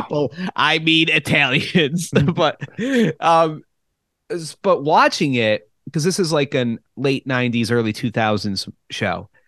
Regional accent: Churchville-Chili area, New York, United States; growing up in the Churchill Chilli area

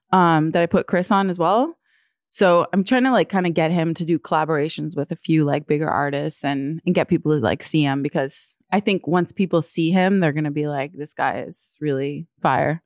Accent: Toronto, Ontario, Canada; moved away as an adult; also born or lived in New York; now in Toronto, Canada; as a kid, like, I grew up here and I went to school here

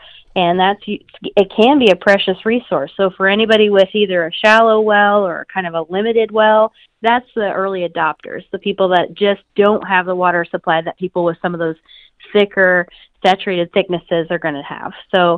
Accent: Iowa, United States; I'm from North Central Iowa originally, so I mean, I just grew up with pattern tile drainage

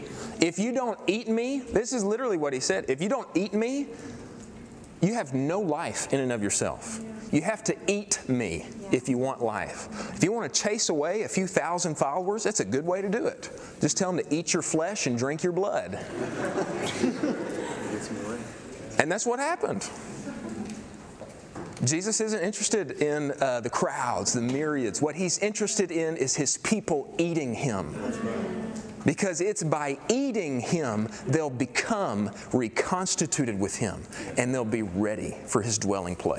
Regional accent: East Texas, United States; We're deep East Texas

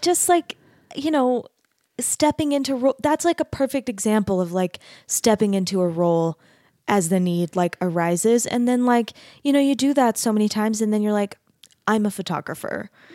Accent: Arizona, United States; I grew up in Arizona

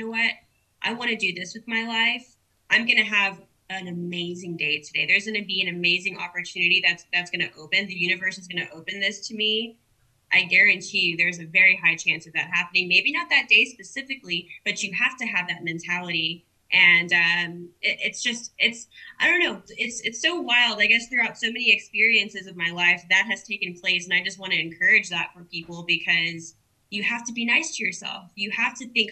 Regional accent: Corpus Christi, Texas, United States; also born or lived in San Antonio; I love my hometown

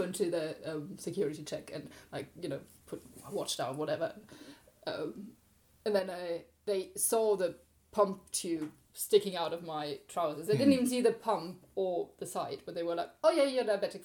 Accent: Germany; moved away; I'm from Germany

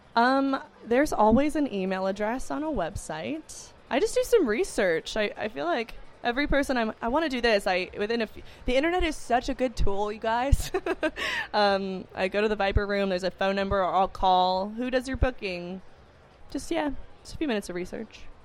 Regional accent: Los Angeles, California, United States; I grew up in Los Angeles

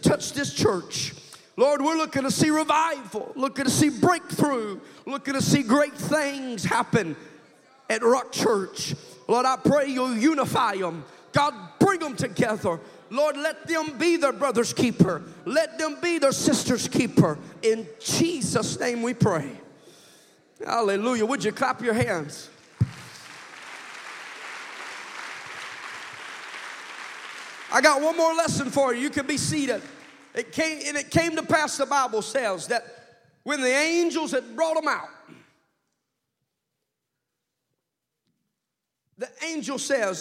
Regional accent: Kansas, United States; I'm from Kansas and I'm a hillbilly.

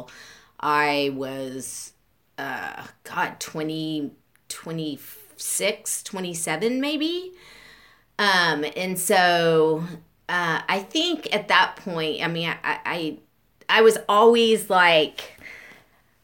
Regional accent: Beaumont, Texas, United States; I grew up and I was born in 1975 in Beaumont

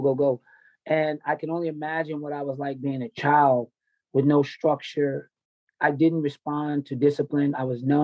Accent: Nashville, Tennessee, United States; moved away; also born or lived in Dayton, Ohio / Long Beach, California; I grew up in Nashville, Tennessee. I was born in Dayton, Ohio

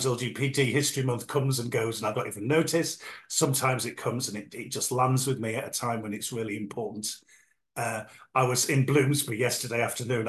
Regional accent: Yorkshire and the Humber, United Kingdom; moved away as an adult; also born or lived in London; now in South Coast, United Kingdom; I grew up in Yorkshire in a small northern seaside town in the 1980s

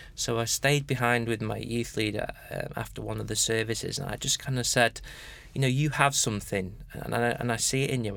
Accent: United Kingdom; being British and particularly being Anglican

